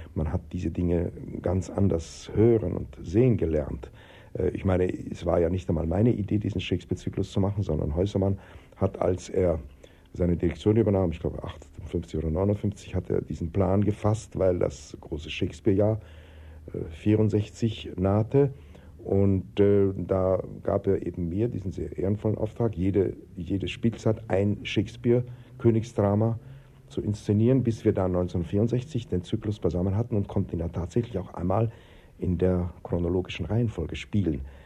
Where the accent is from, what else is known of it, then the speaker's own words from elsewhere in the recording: Vienna, Austria; moved away; also born or lived in Berlin / Zurich; ich bin in Wien geboren, bin in Wien aufgewachsen